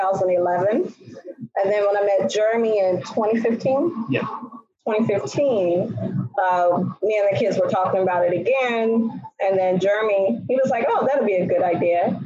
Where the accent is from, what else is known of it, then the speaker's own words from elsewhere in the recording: Texas, United States; moved away as an adult; also born or lived in New Hampshire; now in Milford, United States; I'm from Texas